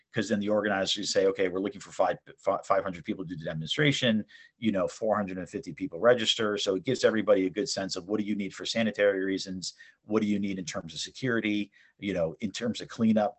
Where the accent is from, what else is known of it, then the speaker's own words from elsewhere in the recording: East Brunswick, New Jersey, United States; also born or lived in Southern California / Istanbul, Turkey; I was born and raised in New Jersey in East Brunswick